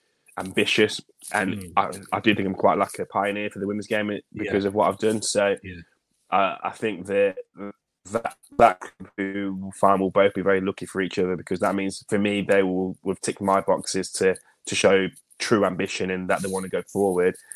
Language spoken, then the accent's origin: English; Leicester, East Midlands, United Kingdom; also born or lived in Glen Parva; I'm born and bred in Leicester. I live in Leicester.